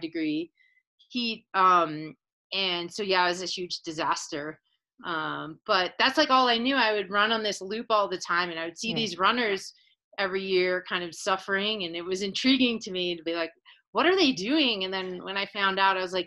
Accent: United States; also born or lived in Philadelphia; I'm from the United States

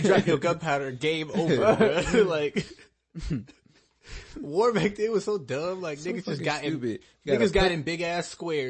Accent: United States; I'm only American because I was born here.

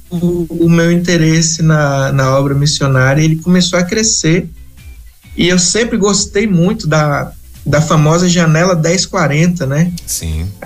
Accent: Espírito Santo, Brazil; costumo dizer que nasci na, nasci na roça, né?

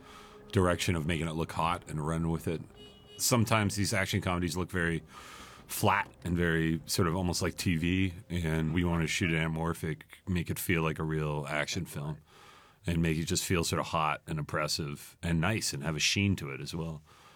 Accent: Montreal, Quebec, Canada; born or raised there

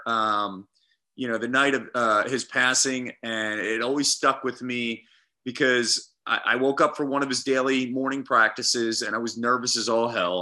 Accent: Phoenixville, Pennsylvania, United States; I'm from Phoenixville

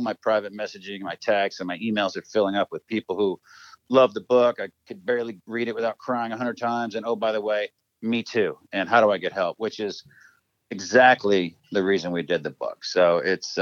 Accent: Seymour, Indiana, United States; also born or lived in Edinburgh, Indiana / Columbus, Indiana; grew up in Seymour, Indiana

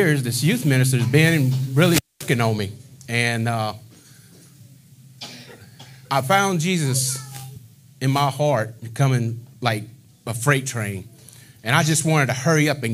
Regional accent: Eunice, Louisiana, United States; moved away as an adult; also born or lived in Mississippi / Lockport, Louisiana; I'm from Eunice, Louisiana. Been there most of my adolescent life.

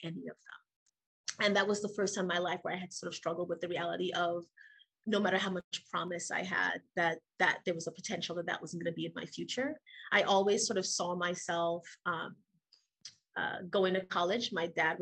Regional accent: Trinidad & Tobago; moved away as an adult; now in United States; I was born and raised in Trinidad and Tobago, which is a twin island nation off the coast of South America

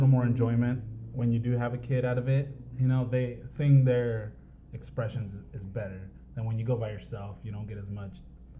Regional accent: El Cajon, California, United States; I was born and raised in San Diego, okay. El Cajon to be specific.

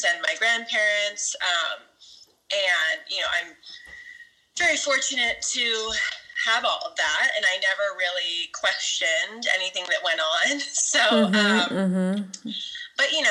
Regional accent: Clovis, California, United States; I'm from Fresno, California, so Central California, Clovis more specifically. It's the suburb, and it's like total idyllic suburbia

